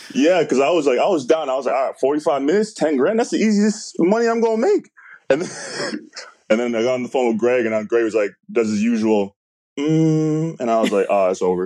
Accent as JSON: {"language": "English", "country": "Canada", "said": "I'm Canadian"}